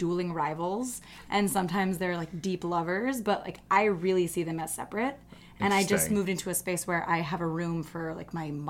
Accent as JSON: {"language": "English", "region": "Jakarta", "country": "Indonesia", "tie": "born or raised there", "also_born_or_lived": "Singapore", "lives_now": "New York City, United States", "said": "I grew up in Jakarta, Indonesia, and Singapore."}